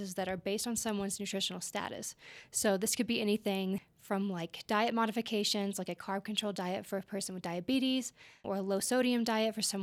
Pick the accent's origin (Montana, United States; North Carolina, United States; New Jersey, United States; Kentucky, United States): Kentucky, United States; moved away as an adult; now in Estes Park, United States; I am actually from Kentucky. I just moved here last October, which is 2022.